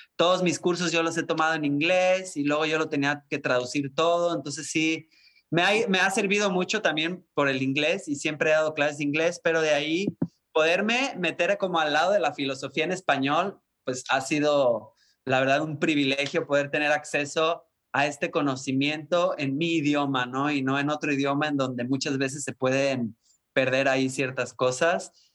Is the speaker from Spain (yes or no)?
no; Puerto Vallarta, Jalisco, Mexico; also born or lived in Guadalajara; sí soy mexicano, nacido en Guadalajara, pero crecido en Puerto Vallarta